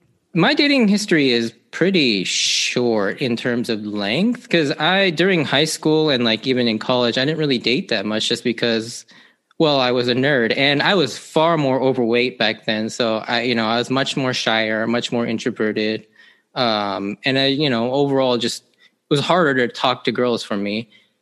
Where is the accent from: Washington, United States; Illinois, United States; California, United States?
Washington, United States; Seattle; Yeah, so I am an Asian American male, Japanese to be specific. I grew up here in the Seattle area pretty much my entire life.